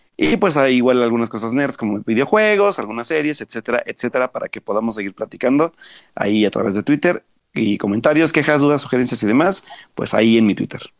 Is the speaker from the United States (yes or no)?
no; Mexico; nos refleja como sociedad mexicana